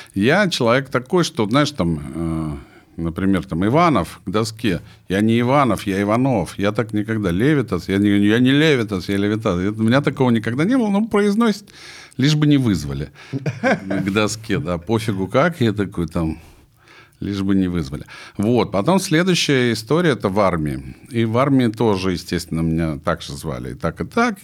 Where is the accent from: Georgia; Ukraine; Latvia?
Georgia; Sukhumi, Abkhazia; moved away; я родился в Сухуме тоже на Черном море